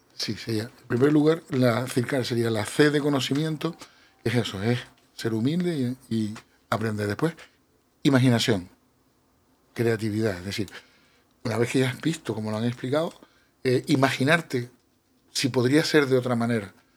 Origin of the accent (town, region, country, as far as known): Canary Islands, Spain